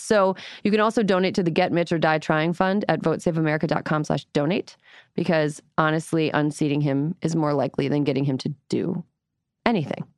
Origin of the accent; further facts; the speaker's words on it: Wisconsin, United States; I grew up in Wisconsin with the highest possible tolerance for cheese